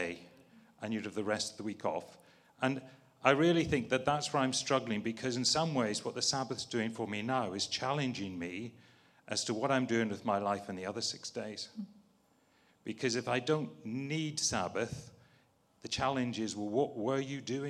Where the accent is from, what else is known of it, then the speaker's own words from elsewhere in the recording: Northern Ireland, United Kingdom; I was brought up as a Scottish Covenanter in a farm in Northern Ireland